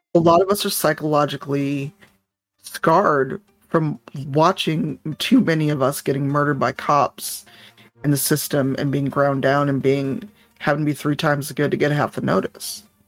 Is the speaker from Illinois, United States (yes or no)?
yes; Chicago, Illinois, United States; I grew up in Chicago on the South Side